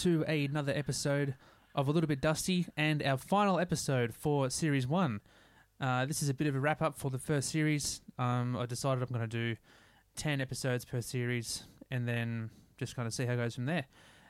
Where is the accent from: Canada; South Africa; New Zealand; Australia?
Australia; Sydney, New South Wales; I grew up in, a place called Eleanora Heights and then moved down to a spot in Coleroy and then now up to a place called Forestville.